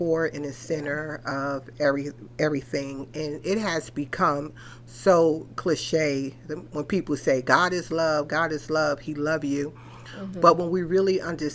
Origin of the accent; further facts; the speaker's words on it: New York, United States; I was born and raised in New York